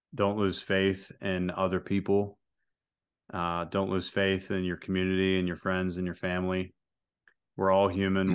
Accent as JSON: {"language": "English", "country": "United States", "said": "I'm an American"}